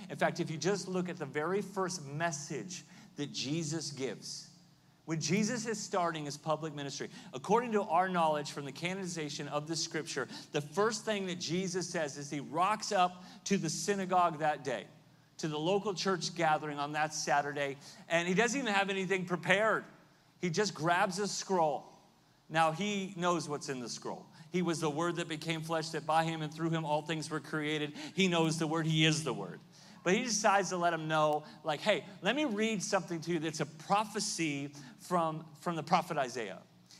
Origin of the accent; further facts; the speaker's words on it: Southern California, United States; I grew up in Southern California much of my life